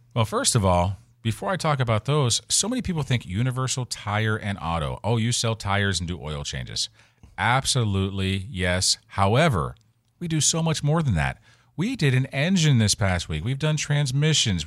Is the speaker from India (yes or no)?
no; Western Pennsylvania, United States; now in Florida, United States; I'm from Western P